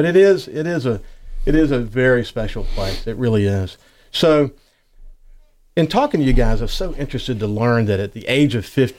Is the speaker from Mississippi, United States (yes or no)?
yes; Bayview, Mississippi, United States; I was raised in Bioview